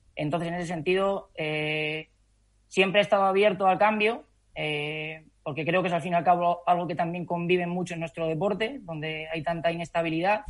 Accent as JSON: {"language": "Spanish", "town": "Calzada de Calatrava", "region": "Castilla-La Mancha", "country": "Spain", "tie": "born or raised there", "also_born_or_lived": "Madrid", "moved": "as an adult", "said": "empecé trabajando en el gimnasio de mi pueblo, en Calzada de Calatrava"}